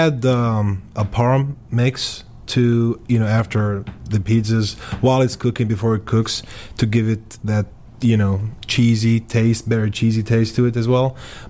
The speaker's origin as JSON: {"language": "English", "town": "Hattiesburg", "region": "Mississippi", "country": "United States", "tie": "born or raised there", "said": "my hometown, Hattiesburg."}